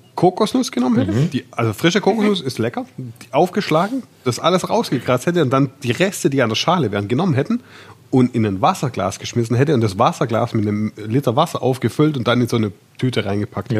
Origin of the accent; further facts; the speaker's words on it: Swabia, Germany; ich bin Schwabe